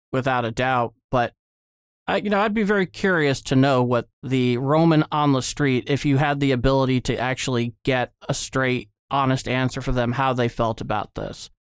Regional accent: United States; as an American

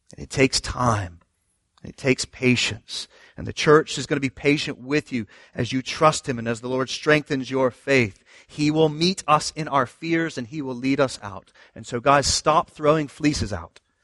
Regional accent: the South, United States; I'm from the South

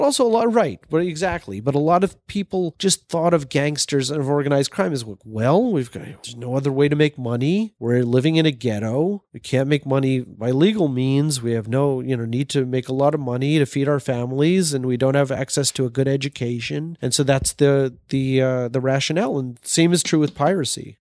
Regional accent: Baltimore, Maryland, United States; I grew up in Baltimore, and it was very much in, like, the Jewish section

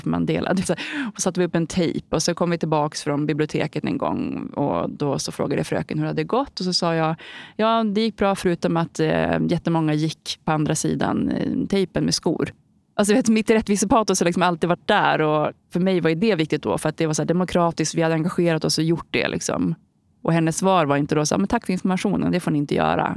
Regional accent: Holmsund, Västerbotten County, Sweden; also born or lived in Umeå; Jag kommer från Holmsund. Det är ett litet samhälle utanför Umeå i Västerbotten där jag bodde fram tills dagen efter jag gick ut nian

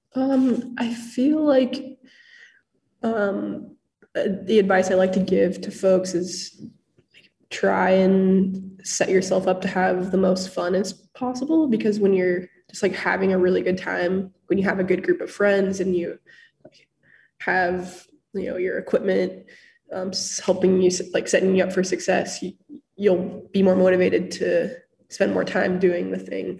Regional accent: Hood River, Oregon, United States; moved away as an adult; now in Bellingham, United States; I grew up in Hood River, Oregon

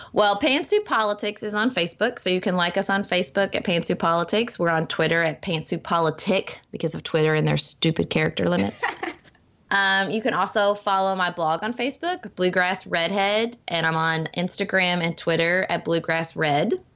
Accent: Paducah, Kentucky, United States; my hometown of Paducah, where I'm raising my family

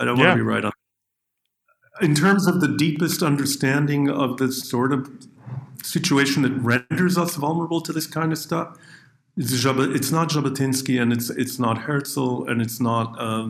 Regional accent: Canada; but growing up in Canada, as I mentioned to you at the beginning, my grandparents' world was the old world.

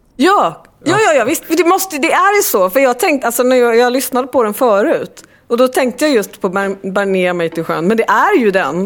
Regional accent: Gothenburg, Västra Götaland, Sweden; korridorerna på högstadiet i Gamlestan, Gamlestadsskolan

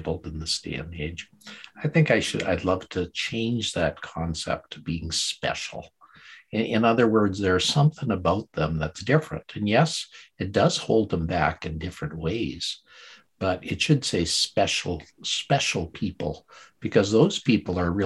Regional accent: Calgary, Alberta, Canada; I grew up in Calgary, Alberta, Canada

